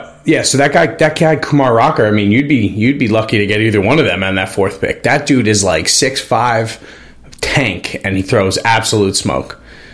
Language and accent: English; Norwalk, Connecticut, United States; also born or lived in New London; I'm 34, dude.